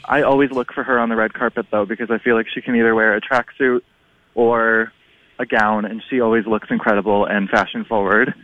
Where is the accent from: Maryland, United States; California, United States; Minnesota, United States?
Minnesota, United States; I'm from Minnesota